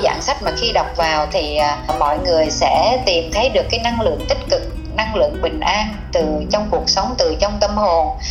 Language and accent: Vietnamese; Vietnam